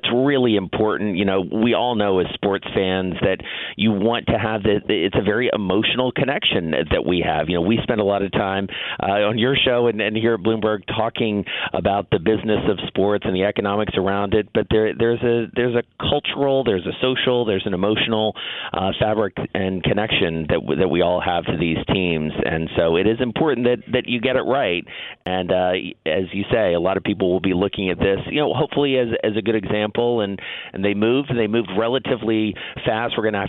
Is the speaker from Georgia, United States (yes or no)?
yes; Atlanta, Georgia, United States; now in New York, United States; as we have here in New York, and I grew up in Atlanta.